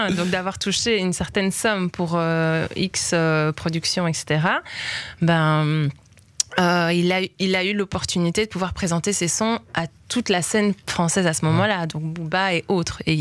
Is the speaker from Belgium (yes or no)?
yes; Belgium; parce que moi, quelqu'un a cru en moi, je viens de Belgique